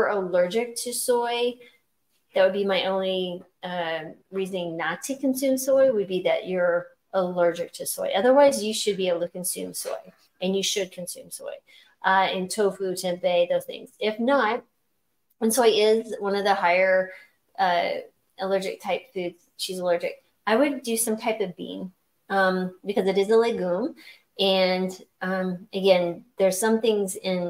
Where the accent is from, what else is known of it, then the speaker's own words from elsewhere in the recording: New Mexico, United States; I grew up in New Mexico